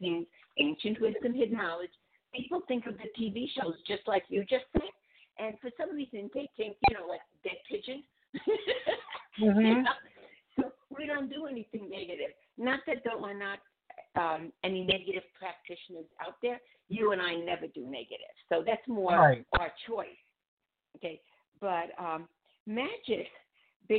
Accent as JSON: {"language": "English", "region": "Budapest", "country": "Hungary", "moved": "yes", "said": "I'm from Budapest"}